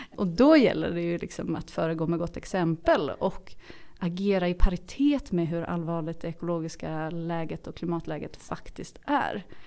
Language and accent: Swedish; Mölnlycke, Västra Götaland, Sweden; min resa från Göteborg ut till Mölnlycke där jag kommer ifrån